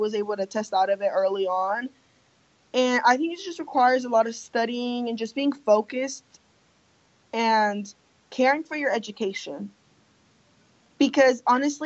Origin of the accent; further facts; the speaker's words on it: Tulsa, Oklahoma, United States; English is a second language; I grew up in Tulsa, so, and I live on East Tulsa